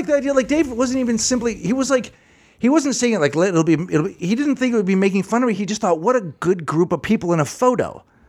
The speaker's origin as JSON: {"language": "English", "town": "Seattle", "region": "Washington", "country": "United States", "said": "And I thought, we're all from Seattle."}